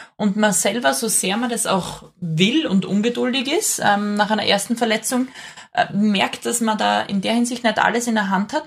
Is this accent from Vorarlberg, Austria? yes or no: no; Graz, Styria, Austria; also born or lived in Thal; Ich bin in Graz geboren